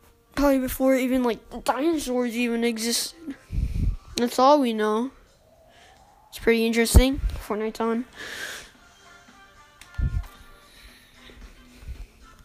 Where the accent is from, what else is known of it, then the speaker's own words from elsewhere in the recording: United States; also born or lived in Chicago, United States; I am also American